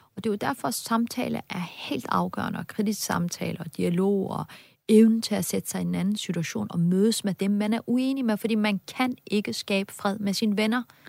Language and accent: Danish; Denmark; det betyder bare pludselig rigtig meget for mig som dansker